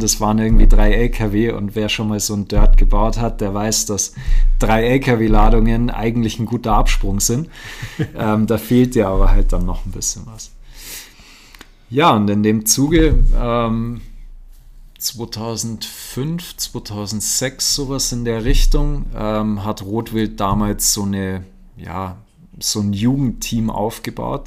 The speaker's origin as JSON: {"language": "German", "town": "Aschau im Chiemgau", "region": "Bavaria", "country": "Germany", "said": "bei uns in Aschau am Chiemsee."}